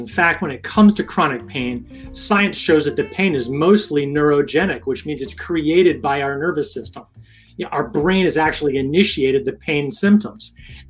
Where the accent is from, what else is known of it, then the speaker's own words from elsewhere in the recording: Rhode Island, United States; I'm from Rhode Island.